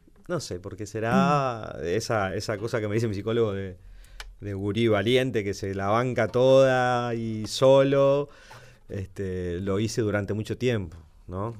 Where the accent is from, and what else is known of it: Santo Tomé, Corrientes, Argentina; born or raised there; now in Buenos Aires, Argentina